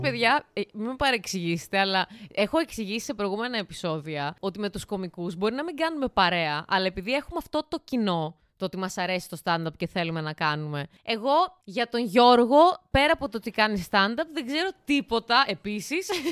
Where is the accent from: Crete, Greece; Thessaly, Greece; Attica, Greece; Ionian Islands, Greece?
Thessaly, Greece; Larissa; εγώ είμαι Λαρισαία, γέννημα θρέμα